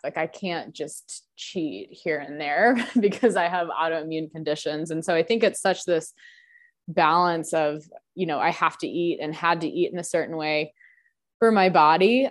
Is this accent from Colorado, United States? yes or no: yes; Denver, Colorado, United States; growing up in Denver